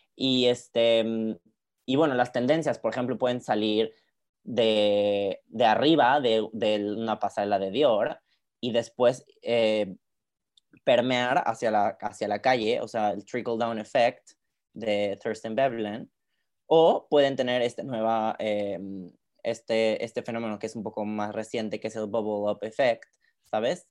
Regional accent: Querétaro, Mexico; now in Paris, France; usualmente en México yo soy de Querétaro

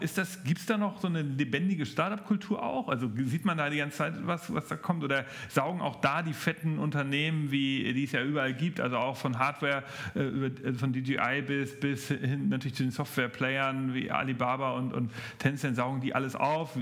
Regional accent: Germany; bei uns in Deutschland

